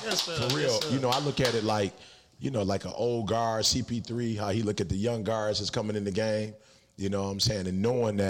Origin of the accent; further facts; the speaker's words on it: Detroit, Michigan, United States; also born or lived in Chicago, Illinois; I'm from the Chi originally, but you hear me talk about Detroit mostly because I went to school, you know what I'm saying, in Detroit.